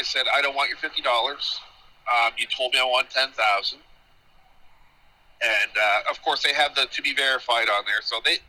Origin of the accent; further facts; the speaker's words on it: Colebrook, Nova Scotia, Canada; Yeah, I'm from Colebrook.